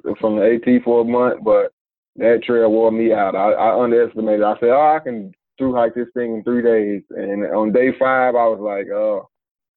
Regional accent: Asheville, North Carolina, United States; I'm from Asheville, North Carolina.

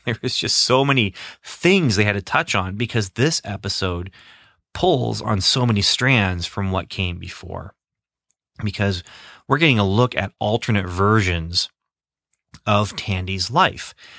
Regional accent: Midwest, United States; growing up in the Midwest

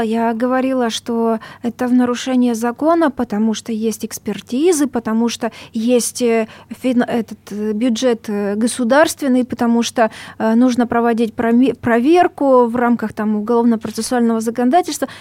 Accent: Donbas, Luhansk Oblast, Ukraine; moved away; Я сама с Донбасса, у меня бабушка 96 лет, она живет э, в ЛНР сейчас, в одном э, поселке, очень хорошем, моем родном

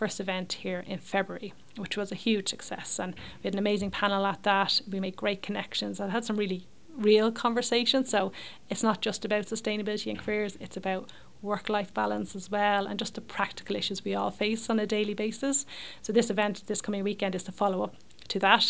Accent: Leixlip, Leinster, Ireland; I grew up in Leixlip in County Kildare.

